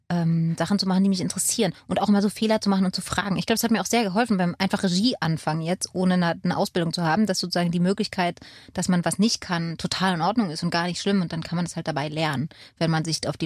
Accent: Berlin, Germany; born there; Ja, ich bin mit Nora im selben Krankenhaus geboren in Pankow.

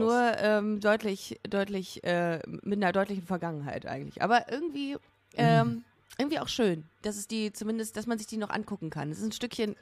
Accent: Düsseldorf, North Rhine-Westphalia, Germany; ich bin in Düsseldorf aufgewachsen

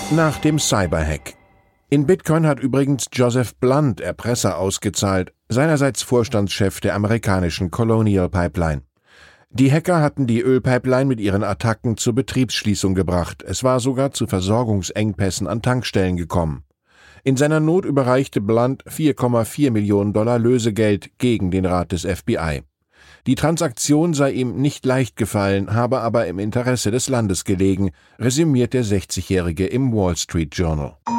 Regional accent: Wiesbaden, Hesse, Germany; In meiner Heimat Wiesbaden-Rheingau

